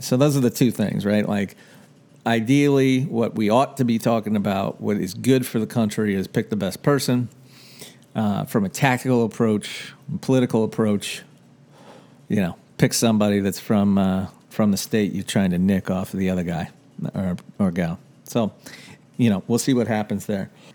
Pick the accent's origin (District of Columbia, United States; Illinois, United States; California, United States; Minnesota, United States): District of Columbia, United States; Washington; moved away as an adult; I grew up in Washington, D C. I lived there for the first eighteen years of my life